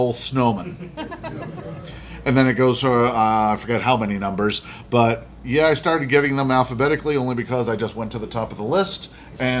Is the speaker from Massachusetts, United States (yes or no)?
yes; Danvers, Massachusetts, United States; I'm from Danvers, Massachusetts. It's next to Salem, north of Boston